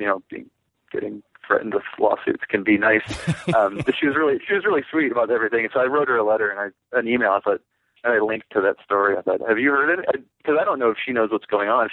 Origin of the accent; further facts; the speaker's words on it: Deshler, Ohio, United States; now in Louisville, United States; I'm from Deschler, Ohio, which is a very small town in northern Ohio. Like 2,000 people small.